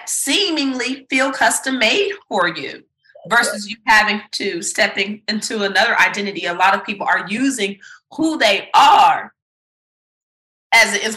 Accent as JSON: {"language": "English", "town": "Memphis", "region": "Tennessee", "country": "United States", "also_born_or_lived": "New York", "moved": "as an adult", "lives_now": "Atlanta, United States", "said": "being a Southerner living in New York, a Memphian in Manhattan"}